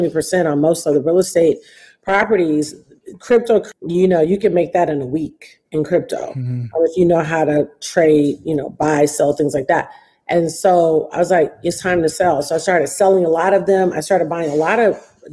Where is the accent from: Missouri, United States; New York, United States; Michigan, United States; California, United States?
Michigan, United States; Detroit; Detroit, and which is my hometown